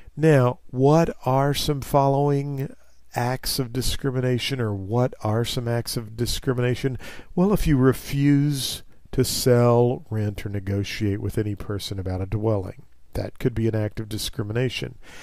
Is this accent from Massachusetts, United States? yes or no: no; Missouri, United States; as a young child in my hometown in Missouri